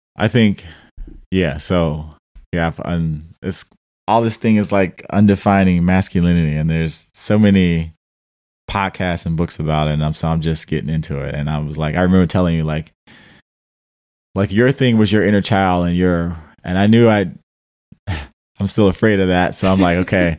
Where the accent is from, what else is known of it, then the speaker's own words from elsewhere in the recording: Detroit, Michigan, United States; I'm from Detroit